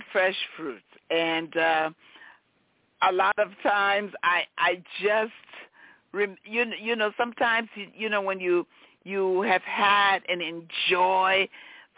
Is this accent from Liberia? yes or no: yes; Liberia; moved away; I am from Liberia, West Africa